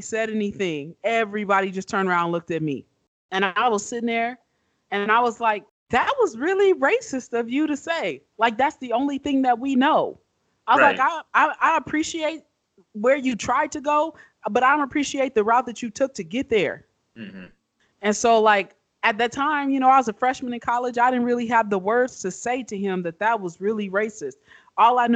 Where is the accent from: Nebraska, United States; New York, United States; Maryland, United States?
Nebraska, United States; Omaha; moved away as an adult; also born or lived in New Mexico; I grew up in Omaha, Nebraska, in North Omaha